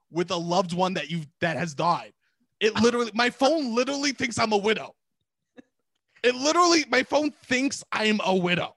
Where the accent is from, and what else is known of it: New York City, New York, United States